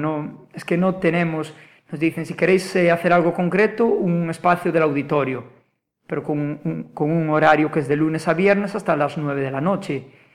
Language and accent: Spanish; Vilagarcía de Arousa, Galicia, Spain; also born or lived in Málaga; mi pueblo, para Vila García